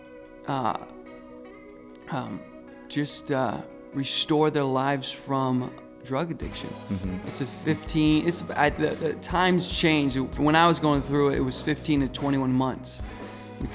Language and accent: English; Rhode Island, United States; now in Massachusetts, United States; I'm from Rhode Island, and I live in Massachusetts now.